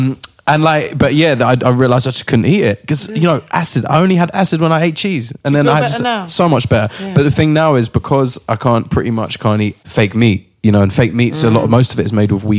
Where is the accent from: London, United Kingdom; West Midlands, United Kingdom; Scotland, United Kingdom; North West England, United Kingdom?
London, United Kingdom; Finsbury Park.